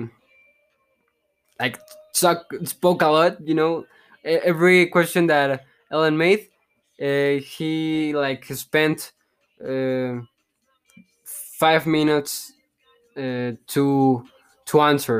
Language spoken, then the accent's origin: English; Mexico; English is a second language; I'm from Mexico